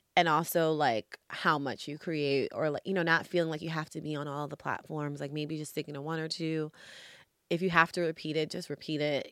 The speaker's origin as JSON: {"language": "English", "town": "New York City", "region": "New York", "country": "United States", "moved": "yes", "lives_now": "Los Angeles, United States", "said": "I'm originally from New York, hence my social media handle names are"}